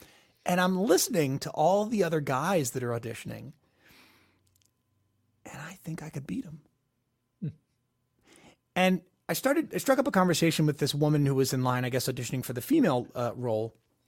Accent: West Chester, Pennsylvania, United States; I drove up 2 hours at the time. I was from Westchester, PA to New York City.

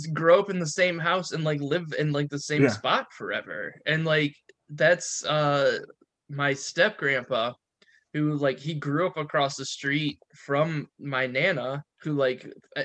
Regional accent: Perrysburg, Ohio, United States; I grew up in Perrysburg

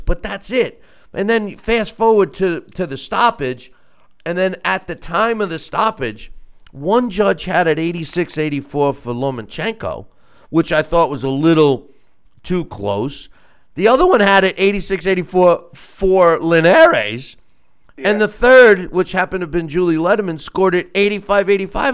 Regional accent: New York, United States; New York is my home state, and I was a licensed promoter there

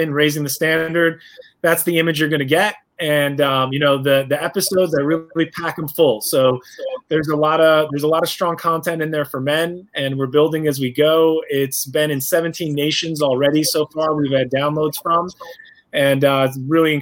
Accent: New York, United States; I'm a New Yorker. I'm from the East Coast, so, you know, we talk a little bit faster

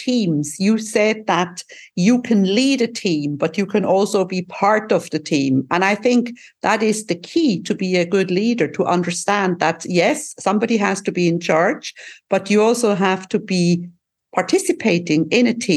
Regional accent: Switzerland; now in Cyprus; I'm from Switzerland. I live in Cyprus.

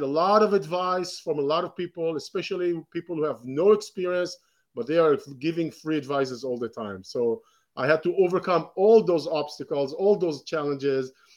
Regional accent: Israel; moved away; I was born in Israel, and grew up in Israel

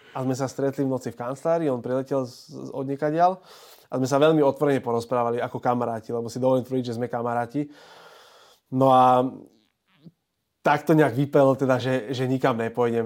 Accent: Bratislava, Bratislava Region, Slovakia; Ja som Bratislavčan

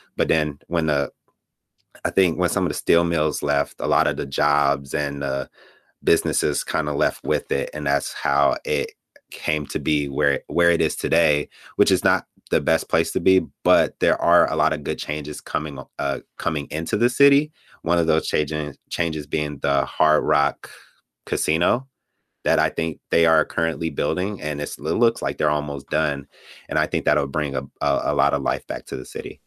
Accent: Gary, Indiana, United States; also born or lived in Chicago, Illinois; I was born in Chicago, Illinois, on the South Side. and, but I was mostly raised in Gary, Indiana, that's where I went to school, that's pretty much where I grew up

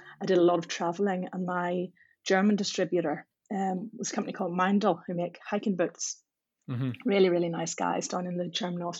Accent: Belfast, Northern Ireland, United Kingdom; I'm from Belfast

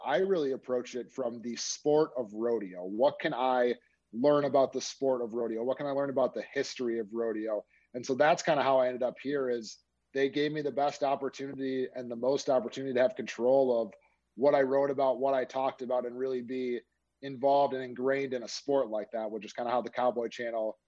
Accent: Minnesota suburbs, United States; moved away; also born or lived in Nebraska; I'm actually from Minnesota originally. So I grew up in the Minnesota suburbs.

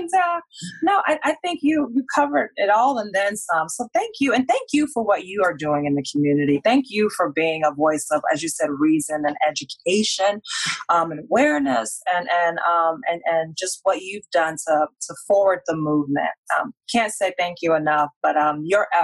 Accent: Indiana, United States; now in Michigan, United States; I'm from Indiana originally

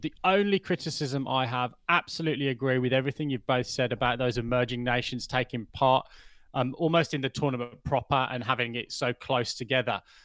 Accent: England, United Kingdom; as an Englishman

